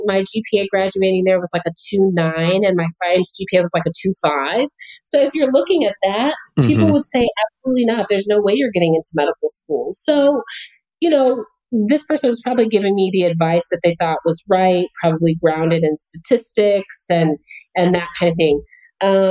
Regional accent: Albuquerque, New Mexico, United States; moved away as an adult; also born or lived in Chicago, Illinois; I grew up in Albuquerque, New Mexico

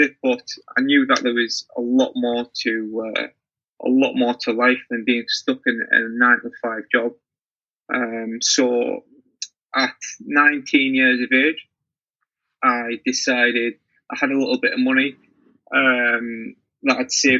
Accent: Teesside, North East England, United Kingdom; I'm from Tayside

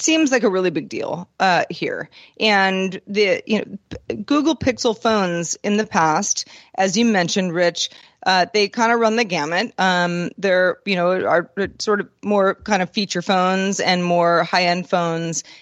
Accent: Bay Area, California, United States; as a Bay Area person

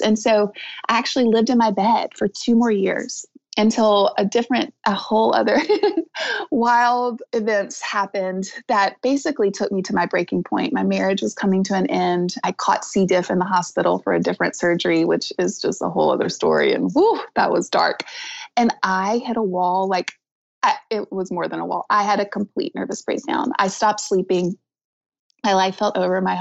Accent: the South, United States; I'm from the South

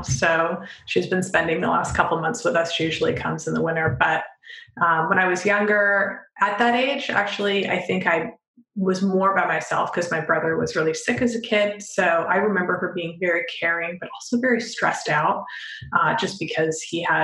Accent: Canada; my dad was from Europe and we grew up in Canada

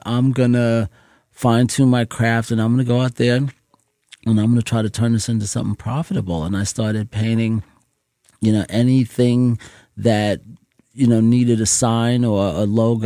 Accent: New York City, New York, United States; growing up in Jamaica, Queens

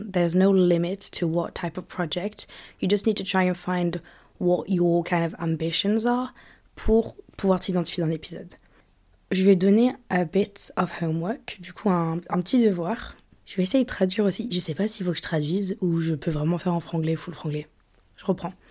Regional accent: United Kingdom; accent: British; now in France; j'ai encore l'accent british, mais j'ai plus trop l'accent euh, d'où je viens.

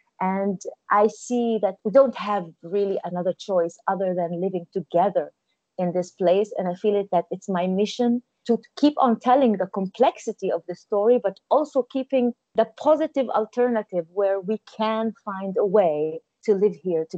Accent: Israel; English is a second language; now in Tel Aviv, Israel; So in a way, I feel very much Israeli. I belong here. I live in Tel Aviv. And on the other hand, there's always this other identity that I have, which is belonging to a Palestinian heritage, the Palestinian history

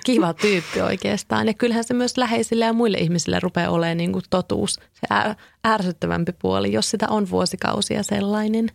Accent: Kouvola, Kymenlaakso, Finland; now in Helsinki, Finland; mä oon itse kotoisin Kouvolasta

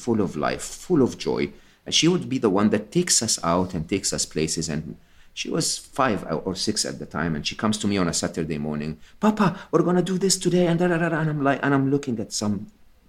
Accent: Egypt; I'm Egyptian. I was born and raised in Egypt

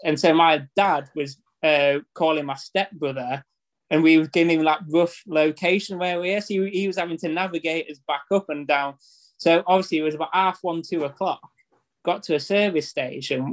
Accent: Harrogate, Yorkshire and the Humber, United Kingdom; now in Thirsk, United Kingdom; we're from Harrogate. We moved to Thirsk.

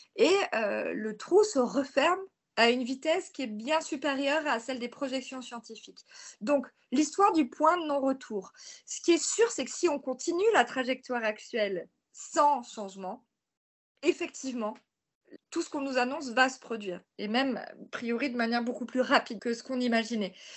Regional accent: near Marseille, Provence-Alpes-Côte d'Azur, France; je suis originaire de près de Marseille

